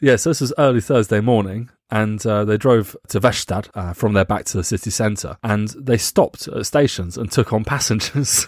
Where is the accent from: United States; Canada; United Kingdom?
United Kingdom; England; we're from England